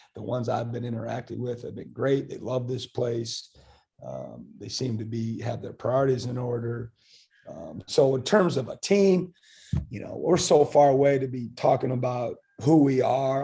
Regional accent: Iowa, United States; also born or lived in Kansas; now in Starkville, United States; I'm from Iowa

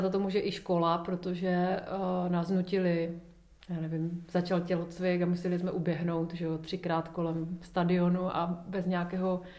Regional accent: Ostrava, Moravian-Silesian Region, Czechia; now in Prague, Czech Republic; dětství v Ostravě, já jsem měla hezké dětství

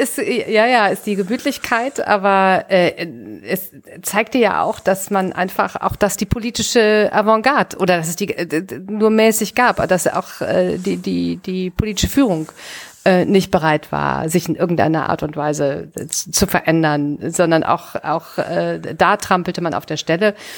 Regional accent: Düsseldorf, North Rhine-Westphalia, Germany; born or raised there

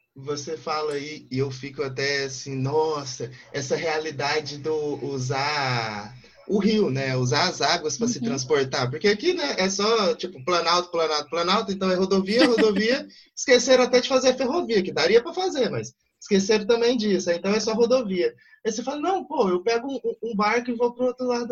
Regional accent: interior of Goiás, Brazil; sou aqui do interior de Goiás

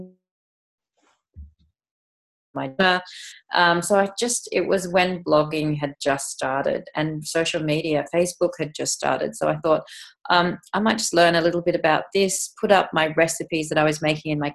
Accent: England, United Kingdom; moved away; I was actually born in England, so I'm English

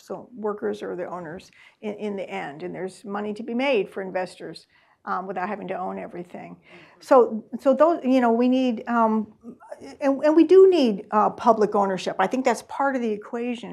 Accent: Columbia, Missouri, United States; now in Massachusetts, United States; I am from Missouri, from Columbia, Missouri

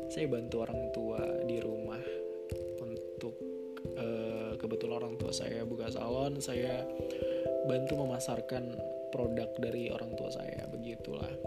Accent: Wonogiri, Central Java, Indonesia; born there; saya lahir di Wonogiri Jawa Tengah 23 Desember 1994

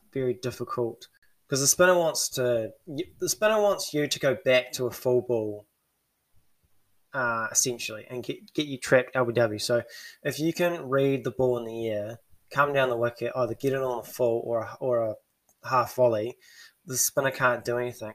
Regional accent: New Zealand; as a Kiwi

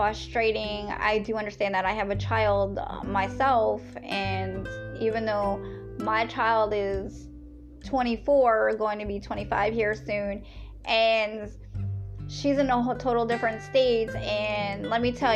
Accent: Lancaster, Pennsylvania, United States; I am definitely from Pennsylvania. Yes, where the Amish is, out there in the Lancaster

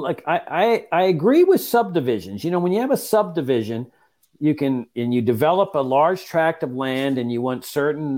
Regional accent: Laredo, Texas, United States; In my hometown, when I got back to practice law of Laredo, Texas

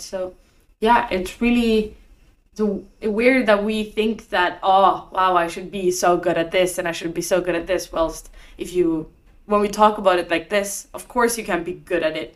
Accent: Norway; I was just in my hometown in Norway.

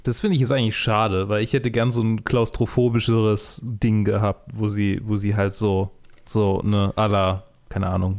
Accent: Germany; als Deutsche

